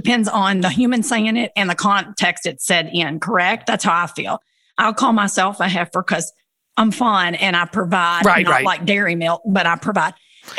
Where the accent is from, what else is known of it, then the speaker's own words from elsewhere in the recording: Cumberland Gap, Kentucky, United States; I'm from the Cumberland Gap. So I'm from the real, like where Daniel Boone came through. Y'all look it up. It's tiny. And so we're country people.